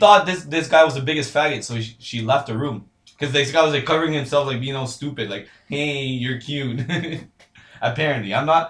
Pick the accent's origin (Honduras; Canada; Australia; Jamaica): Honduras; moved away; I'm from Honduras. I grew up in Honduras